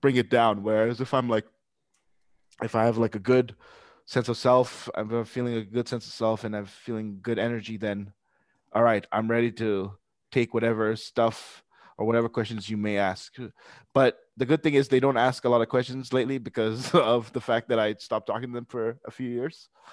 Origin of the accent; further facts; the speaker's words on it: Pakistan; I'm Pakistani myself